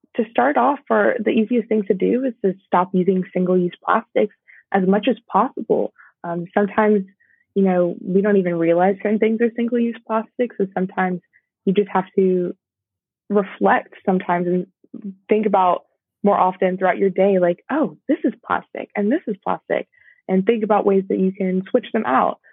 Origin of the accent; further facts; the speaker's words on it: Georgia, United States; my home state